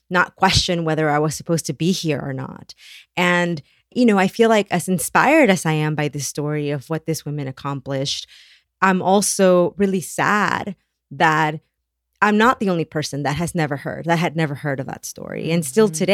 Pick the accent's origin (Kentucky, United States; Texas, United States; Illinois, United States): Texas, United States; Brownsville; it's never enough to say, I'm from Brownsville, Texas. You always have to answer, like, but where are your parents from? But where are your grandparents from?